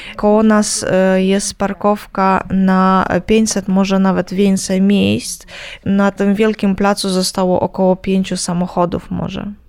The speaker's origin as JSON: {"language": "Polish", "region": "Kyiv", "country": "Ukraine", "said": "u nas w Kijowie"}